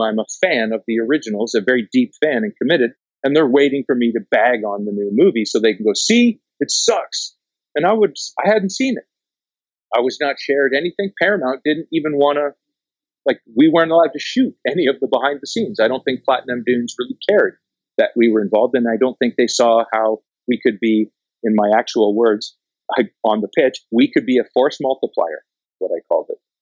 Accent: Canada; I'm Canadian

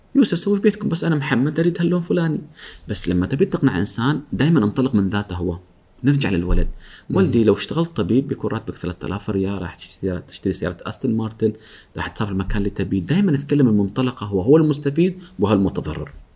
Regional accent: Oman; احنا عندنا في عمان

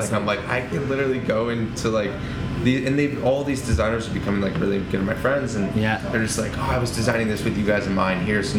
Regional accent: Las Vegas, Nevada, United States; also born or lived in Toronto; I grew up in Vegas

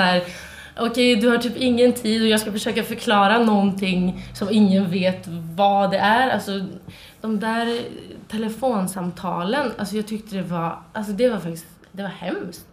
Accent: Trollhättan, Västra Götaland, Sweden; moved away; Jag eh, kommer från Trollhättan

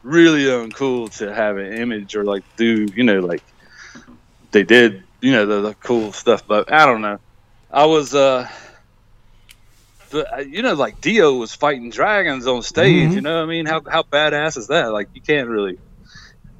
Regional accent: United States; being an American

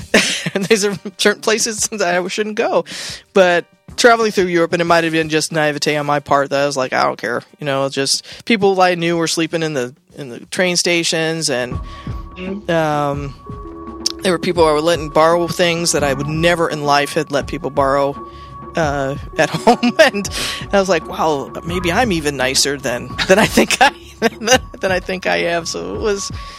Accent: Seattle, Washington, United States; I'm from Seattle

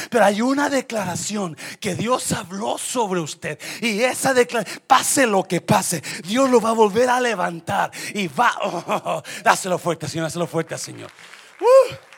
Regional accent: Mexico; moved away; also born or lived in Oak Cliff, Dallas, Texas; los mexicanos pensamos

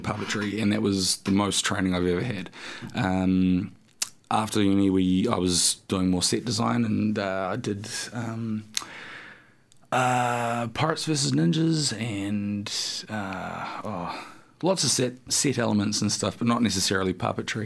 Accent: Havelock North, Hawke's Bay, New Zealand; I grew up in the Hawke's Bay and down in Havelock North

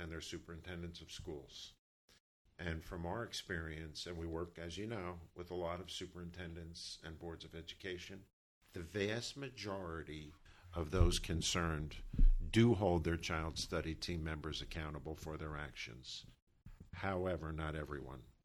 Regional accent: New Brunswick, New Jersey, United States; growing up in New Brunswick, having my whole life experience through the urban experience

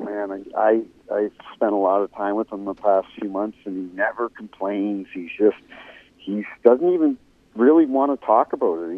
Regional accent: Canada; now in St. Louis, United States; I grew up in Canada and grew up a Toronto Maple Leafs fan

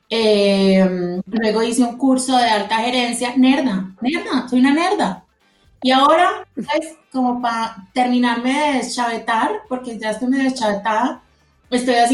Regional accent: Manizales, Caldas, Colombia; also born or lived in Medellín; Soy de Medellín, criada en Manizales, o sea, ahí es donde nos se conectan todas nuestras historias.

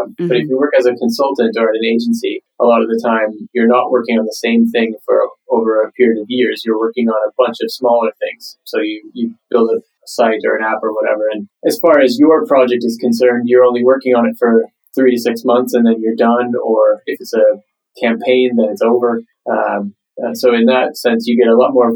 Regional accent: Canada; moved away as an adult; now in Stockholm, Sweden; Originally, I am from Canada. I live in Stockholm, Sweden now, but I'm sort of born and raised in Canada.

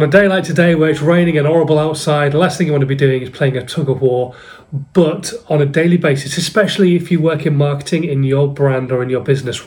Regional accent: Hull, Yorkshire and the Humber, United Kingdom; I'm from Hull

